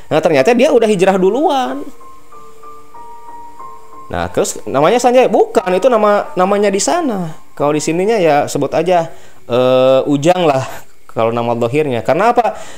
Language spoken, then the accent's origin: Indonesian; West Java, Indonesia; bukan orang sih saya kan Jawa Barat